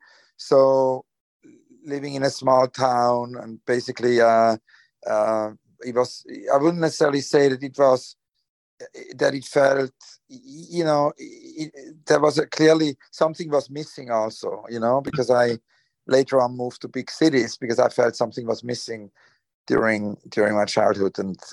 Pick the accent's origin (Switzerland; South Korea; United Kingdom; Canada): Switzerland; also born or lived in Zurich, Switzerland; I grew up in Switzerland. I was born in Zurich, but then my childhood was in Rheinfeld. It's kind of a small town in the eastern part of Switzerland.